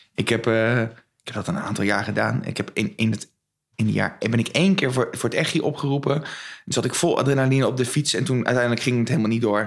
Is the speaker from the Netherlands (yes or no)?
yes; Westland, South Holland, Netherlands; moved away as an adult; also born or lived in Utrecht / Arnhem; now in Zwolle, Netherlands; ik kom oorspronkelijk uit Westland